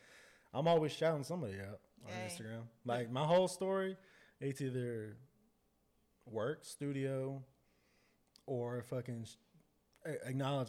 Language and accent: English; Dallas, Texas, United States; I'm from Dallas.